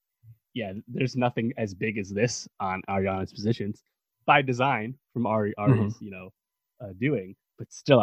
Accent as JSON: {"language": "English", "country": "United States", "said": "as an American"}